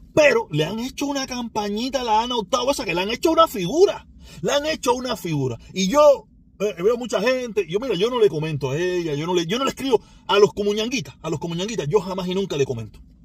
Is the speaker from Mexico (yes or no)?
no; Cuba; soy cubano